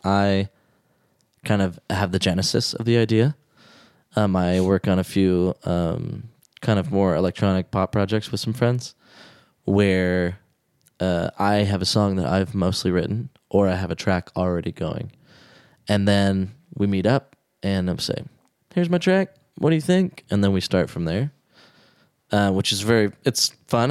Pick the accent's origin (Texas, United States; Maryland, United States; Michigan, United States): Texas, United States; moved away; I was raised in Texas